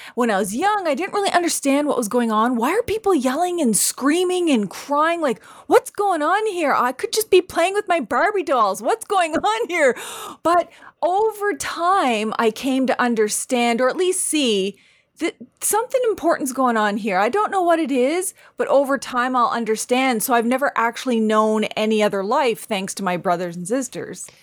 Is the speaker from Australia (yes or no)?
no; Canada; I'm Indian, Mi'kmaq